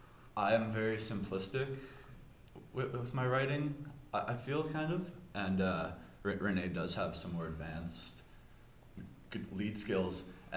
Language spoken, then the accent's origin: English; Portage la Prairie, Manitoba, Canada; We all kind of grew up in Portage Prairie.